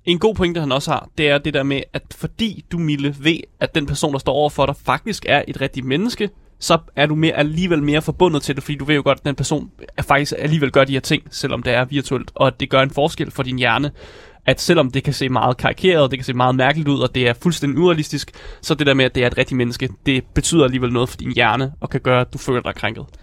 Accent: Denmark; vi som danskere

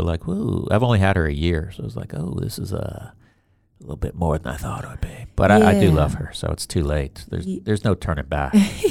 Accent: Bronx, New York, United States; I was born in, I lived in Riverdale, which is, I didn't live in a fancy rich place.

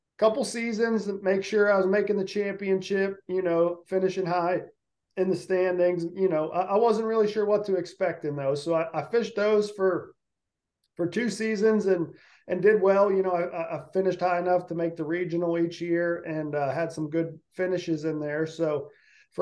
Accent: Pittsburgh, Pennsylvania, United States; I grew up around Pittsburgh, Pennsylvania

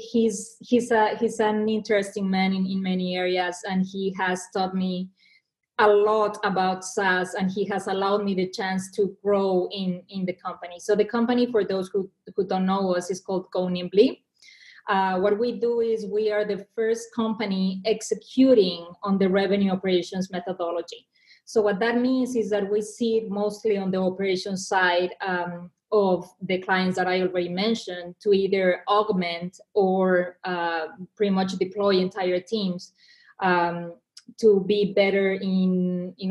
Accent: Mexico; English is a second language; moved away as an adult; also born or lived in Argentina / New York; now in United States; I was born and raised in Mexico

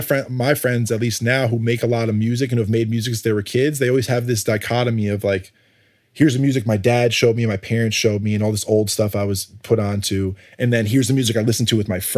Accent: Connecticut, United States; also born or lived in New York; I grew up in Connecticut

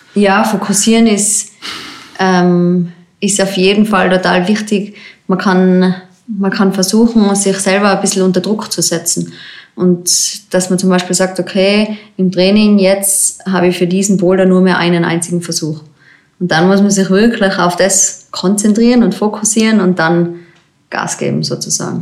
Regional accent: Zillertal, Tyrol, Austria; Das ist eigentlich mein Heimgebiet, wo ich aufgewachsen bin

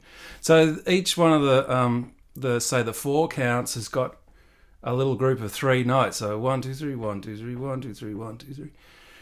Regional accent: Canberra, Australian Capital Territory, Australia; So that little one was, we used to do that in Canberra. So I was up there for all my primary school from about five till.

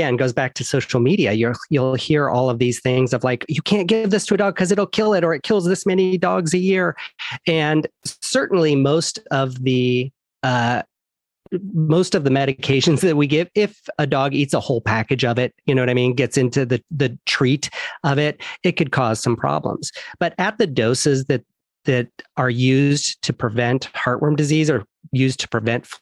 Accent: Iowa, United States; moved away as an adult; also born or lived in upstate New York / Florida; now in Los Angeles, United States; So I grew up in Iowa

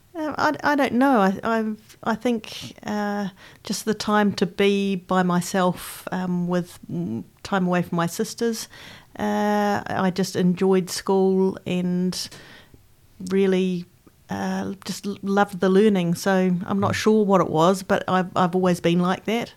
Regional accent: Christchurch, Canterbury, New Zealand; I grew up in Christchurch, the youngest of three daughters, and I grew up in, in Aranui

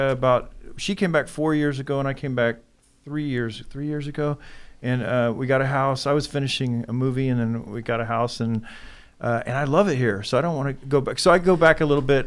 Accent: Midwest City, Oklahoma, United States; moved away; also born or lived in Los Angeles; I grew up in Midwest City, Oklahoma

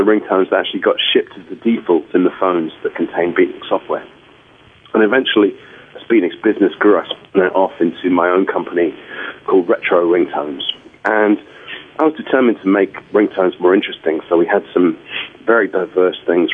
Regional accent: London, United Kingdom; I was growing up in London at the time of Stiff Records and punk rock

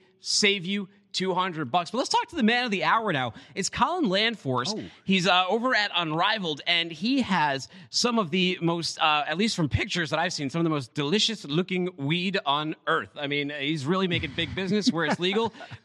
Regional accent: Boston, Massachusetts, United States; I'm from Boston and they have recreational marijuana there.

